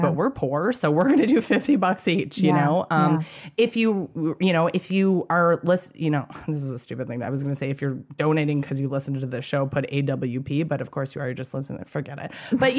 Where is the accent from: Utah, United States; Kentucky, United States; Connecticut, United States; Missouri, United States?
Kentucky, United States; I'm from Kentucky.